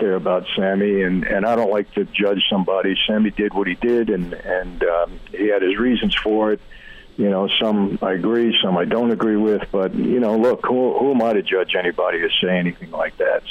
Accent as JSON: {"language": "English", "town": "New York City", "region": "New York", "country": "United States", "said": "we're two guys from Brooklyn"}